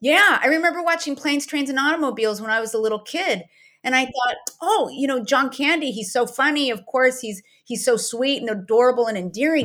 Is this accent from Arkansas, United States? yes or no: no; Downey, California, United States; I was, uh, born and raised in Downey